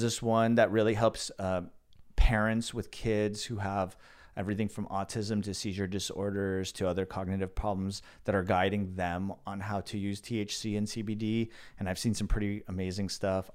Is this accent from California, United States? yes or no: yes; the Valley, Southern California, United States; I grew up in the Valley